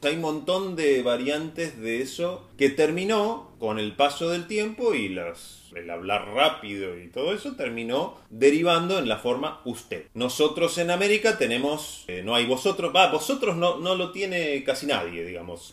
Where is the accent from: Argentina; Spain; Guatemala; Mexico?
Argentina; nosotros como argentinos voceantes